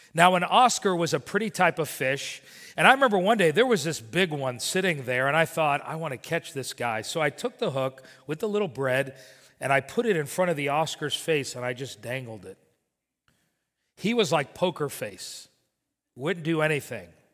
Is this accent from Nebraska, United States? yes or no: no; Miami, Florida, United States; growing up in Miami, I would work for my father